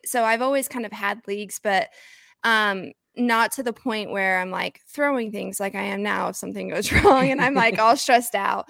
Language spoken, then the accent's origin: English; Oklahoma, United States; I grew up in Hicktown, Oklahoma